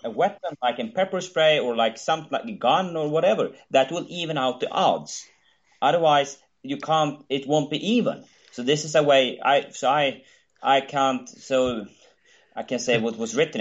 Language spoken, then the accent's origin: English; Sweden; my home country